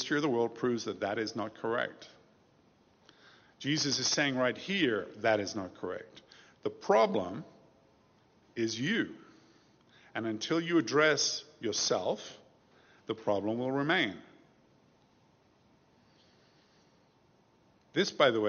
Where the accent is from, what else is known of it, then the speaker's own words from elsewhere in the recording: United Kingdom; When I was growing up in England, there was a scandal in my neighborhood. We lived in the suburbs outside London